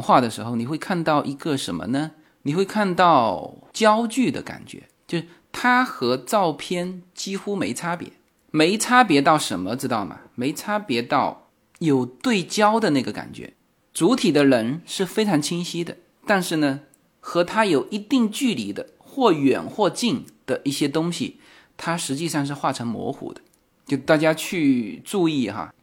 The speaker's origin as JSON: {"language": "Chinese", "country": "China", "said": "为什么我们中国人没有想到呢？"}